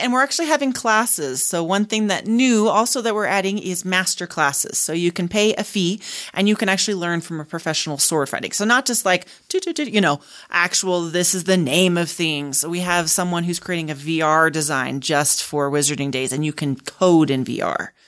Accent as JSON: {"language": "English", "town": "Houston", "region": "Texas", "country": "United States", "tie": "born or raised there", "moved": "yes", "lives_now": "Utah, United States", "said": "I grew up in Houston, in near the, not too far from the coast"}